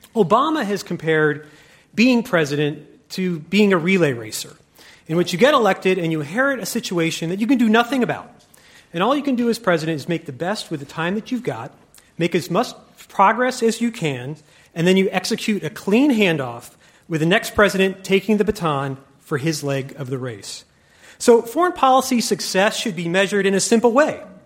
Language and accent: English; Nebraska, United States; I grew up in Nebraska